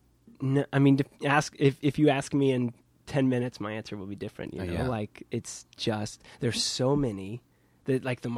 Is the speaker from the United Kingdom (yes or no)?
no; Midwest, United States; now in Brooklyn, United States; I think that's the larger growing up in the Midwest thing.